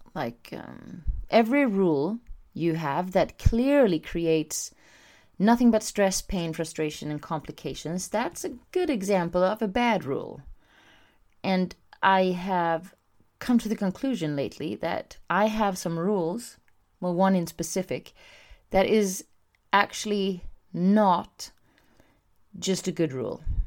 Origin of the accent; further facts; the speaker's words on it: Sweden; I'm from Sweden